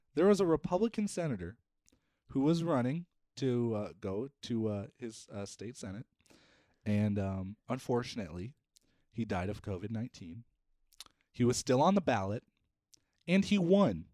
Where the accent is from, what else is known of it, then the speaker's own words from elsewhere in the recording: South Dakota, United States; I was from South Dakota